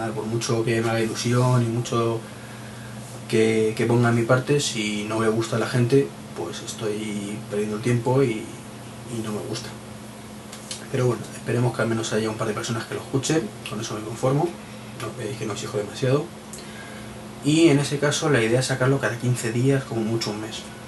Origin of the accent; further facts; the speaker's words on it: Madrid, Community of Madrid, Spain; yo soy de Madrid